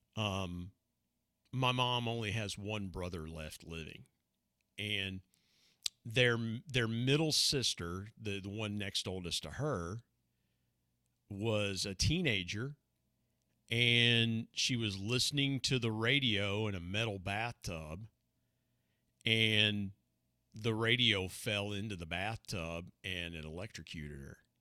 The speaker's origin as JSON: {"language": "English", "region": "Southeast Ohio", "country": "United States", "tie": "born or raised there", "also_born_or_lived": "Huntington, West Virginia", "said": "lived a, a, a normal life growing up in Southeast Ohio"}